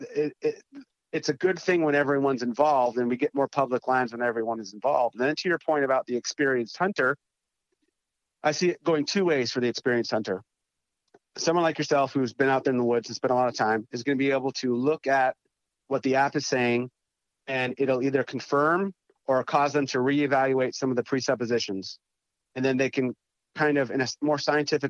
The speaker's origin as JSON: {"language": "English", "region": "North Dakota", "country": "United States", "tie": "born or raised there", "also_born_or_lived": "East Coast", "moved": "as an adult", "said": "growing up in North Dakota"}